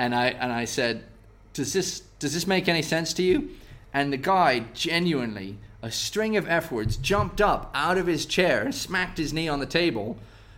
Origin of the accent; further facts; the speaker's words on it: United States; moved away as an adult; I'm from the States